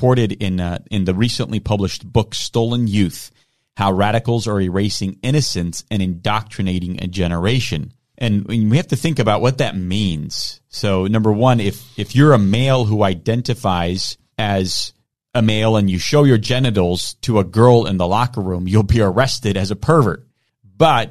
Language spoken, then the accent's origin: English; Romania; moved away; my home country of Romania